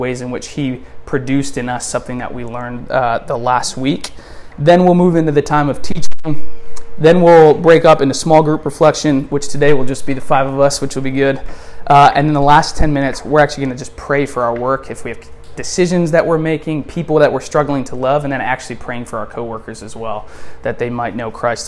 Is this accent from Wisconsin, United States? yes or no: yes; Wisconsin, United States; moved away as an adult; now in Delray Beach, United States; We're originally from Wisconsin, and we moved out, a little over 4 years ago